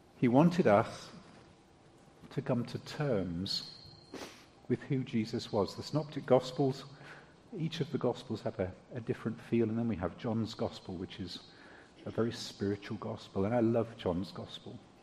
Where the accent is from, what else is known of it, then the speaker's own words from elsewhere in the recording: United Kingdom; I'm British